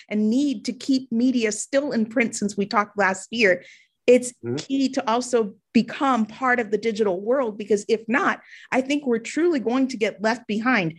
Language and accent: English; Louisiana, United States; I'm from Louisiana